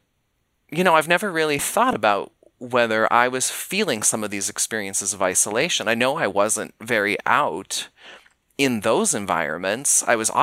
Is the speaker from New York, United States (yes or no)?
no; Billings, Montana, United States; also born or lived in Spokane, Washington; I grew up in Billings, Montana, which is only a two-hour drive from where Montana State is located in Bozeman